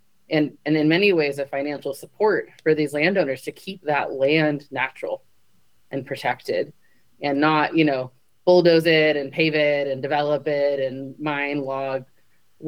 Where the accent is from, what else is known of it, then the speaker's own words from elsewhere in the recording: California, United States; I grew up in California